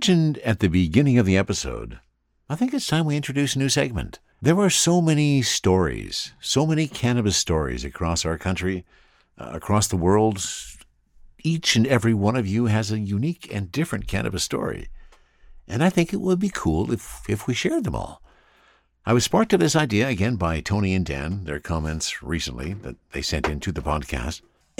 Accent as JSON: {"language": "English", "town": "Ottawa", "region": "Ontario", "country": "Canada", "lives_now": "Vancouver, Canada", "said": "I'm originally from Ottawa, Ontario, but now I live in Vancouver. I'm 48 years old, work professionally in an office job."}